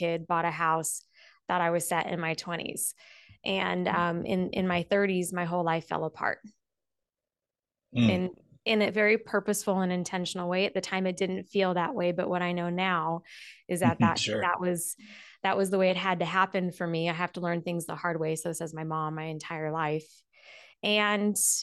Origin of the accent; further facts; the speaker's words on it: Las Vegas, Nevada, United States; Born and raised in Vegas, still live in Vegas.